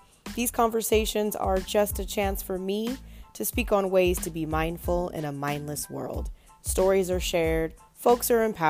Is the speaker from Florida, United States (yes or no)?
no; California, United States; also born or lived in North Carolina / Dallas / Washington, D.C.; I spent about a year and a half living in the Washington, D.C. area in the last 2 years. And I'm originally from Southern California as well.